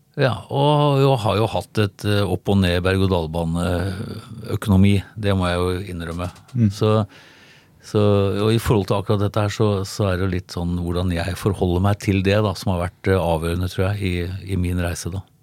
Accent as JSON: {"language": "Norwegian", "town": "Tønsberg", "region": "Vestfold", "country": "Norway", "also_born_or_lived": "Sandefjord", "said": "Jeg er fra Tønsberg, og jeg bodde i Sandefjord."}